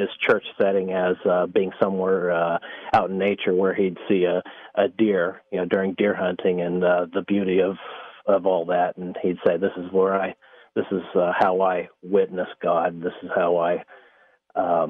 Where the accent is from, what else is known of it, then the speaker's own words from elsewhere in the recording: western Kansas, United States; now in Oklahoma, United States; I'm originally from Kansas, out in western Kansas. I grew up in a little town situated on the Arkansas River.